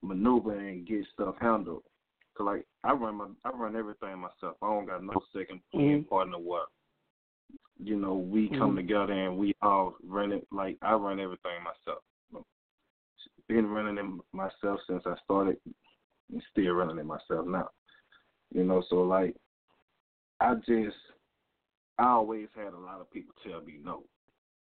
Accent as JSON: {"language": "English", "region": "Louisiana", "country": "United States", "said": "I'm from Louisiana, the street part"}